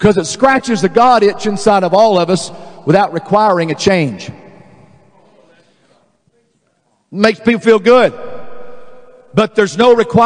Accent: Dallas, Texas, United States; I was raised in Dallas

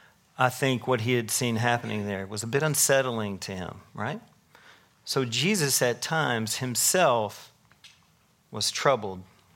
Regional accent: Tennessee, United States; moved away; I moved from Tennessee to here in 2020, 23 years ago. What'd I say? I don't know. Whatever. I've been here a while. And I grew up a big Tennessee fan

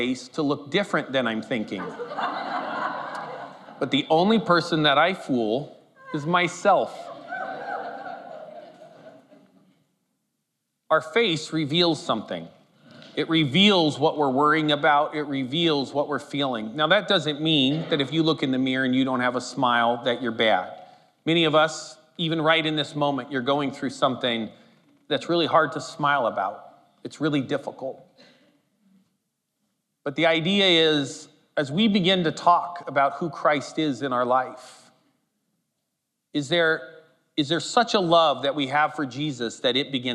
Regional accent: Humboldt County, California, United States; moved away; I grew up in Humboldt County, California, and it's full of hippies

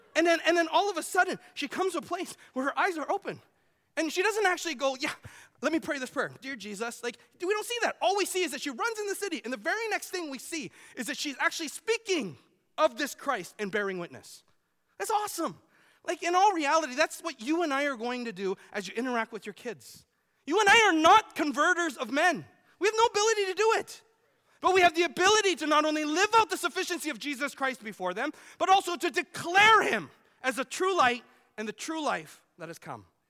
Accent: Vancouver, British Columbia, Canada; now in Iowa, United States; I grew up in Vancouver.

